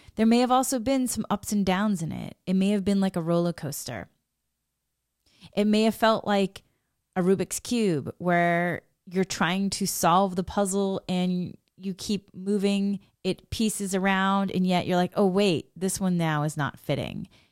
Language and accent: English; Massachusetts, United States; moved away as an adult; also born or lived in Boston; now in Los Angeles, United States; I grew up in Massachusetts and New England. I love Massachusetts and New England. I had been living in Boston before I moved.